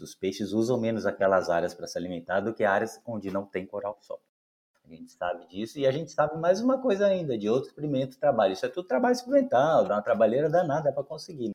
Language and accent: Portuguese; Santos, São Paulo, Brazil; como eu sou nascido e criado numa cidade costeira, então, desde a infância, sou natural de Santos, São Paulo